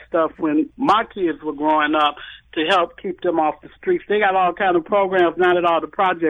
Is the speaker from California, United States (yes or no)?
no; Chicago, Illinois, United States; I come from Cabrini Green, and when I look back, I've been gone from over there since about 20 years, 30 years.